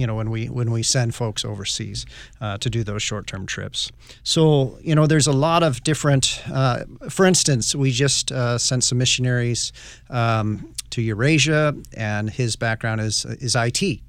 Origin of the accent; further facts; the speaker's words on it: Northwest, United States; I grew up in the Northwest